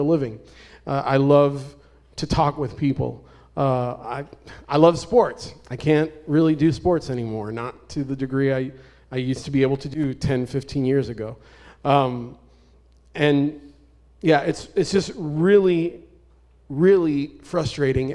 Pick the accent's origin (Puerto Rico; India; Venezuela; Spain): Puerto Rico; moved away; also born or lived in Arizona; I'm originally from Puerto Rico.